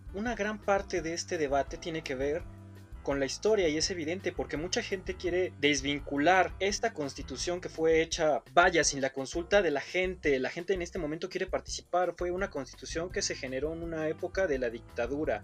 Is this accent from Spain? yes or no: no; Mexico